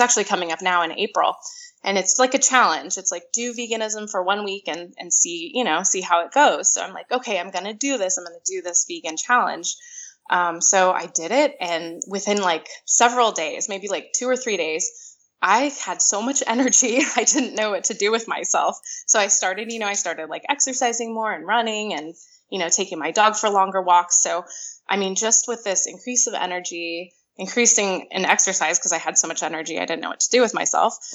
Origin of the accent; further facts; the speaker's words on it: California, United States; moved away as an adult; also born or lived in Miami; I grew up in California um, until I was about 24